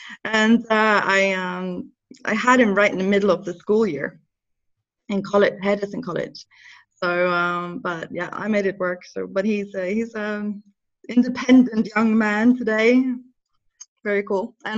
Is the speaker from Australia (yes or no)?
no; Norway; accent: Norwegian; English is a second language; now in England; But I think when I moved to England, I really wanted to get rid of my Norwegian accent.